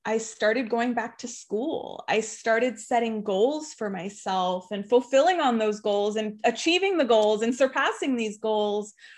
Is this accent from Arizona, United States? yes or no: yes; Tucson, Arizona, United States; I was raised in Tucson, Arizona